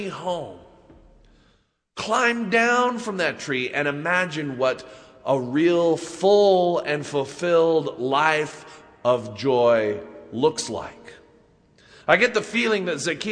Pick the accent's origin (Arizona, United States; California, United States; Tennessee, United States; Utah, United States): Utah, United States; Salt Lake City; growing up in Utah